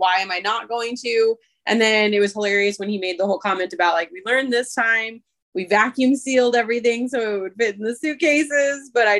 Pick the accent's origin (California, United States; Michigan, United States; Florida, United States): Michigan, United States; accent: Michigan; sometimes my Michigan accent comes out, so I say pin like pen